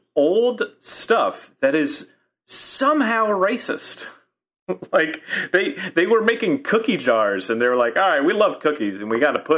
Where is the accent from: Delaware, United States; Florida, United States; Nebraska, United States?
Nebraska, United States; now in Chicago, United States; I'm from Nebraska.